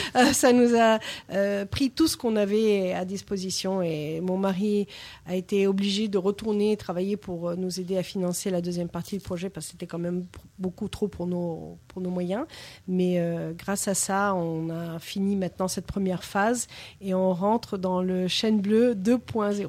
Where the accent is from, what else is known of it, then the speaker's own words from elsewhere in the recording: New York, United States; French is a second language; moved away as an adult; now in France; Je suis de New York